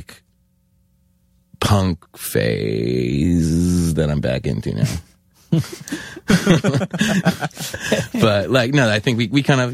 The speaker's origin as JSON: {"language": "English", "town": "New York City", "region": "New York", "country": "United States", "tie": "born or raised there", "said": "I was born and raised in New York City."}